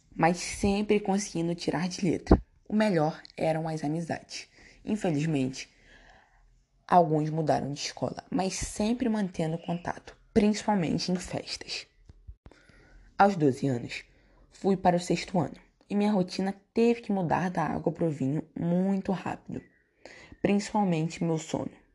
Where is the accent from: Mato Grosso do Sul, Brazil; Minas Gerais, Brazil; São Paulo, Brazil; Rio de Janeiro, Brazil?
Rio de Janeiro, Brazil; São Gonçalo; also born or lived in Niterói; Sempre morei em São Gonçalo